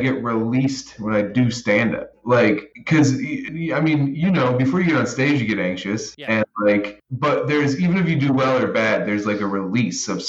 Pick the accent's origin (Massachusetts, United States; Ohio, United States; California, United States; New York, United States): New York, United States; Rochester; also born or lived in Baltimore, Maryland; I'm from Baltimore, but I moved to Rochester when I was very young, like 4